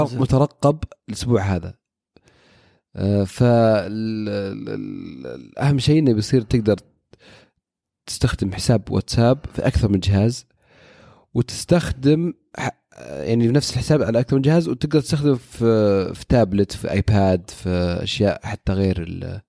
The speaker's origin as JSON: {"language": "Arabic", "country": "Saudi Arabia", "said": "عندنا في السعوديه"}